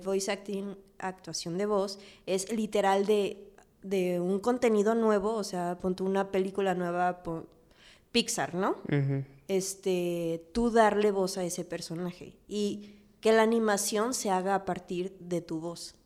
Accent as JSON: {"language": "Spanish", "country": "Mexico", "said": "amo México y más que como mexicana"}